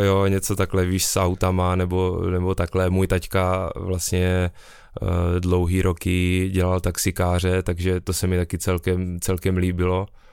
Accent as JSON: {"language": "Czech", "town": "Brno", "region": "South Moravian Region", "country": "Czechia", "said": "jsem z Brna"}